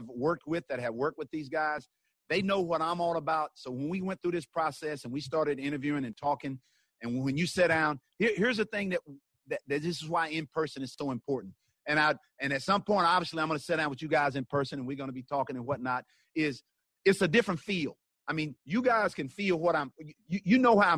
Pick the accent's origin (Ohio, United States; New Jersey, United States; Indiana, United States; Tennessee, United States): Tennessee, United States; also born or lived in Kansas City; I'm from Tennessee